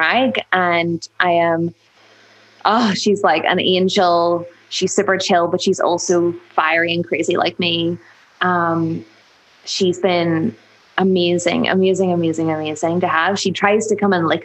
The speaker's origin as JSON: {"language": "English", "town": "Belfast", "region": "Northern Ireland", "country": "United Kingdom", "tie": "born or raised there", "accent": "Northern Irish", "said": "I was born in Belfast, really close to the city. Actually, I've been a city woman all my life"}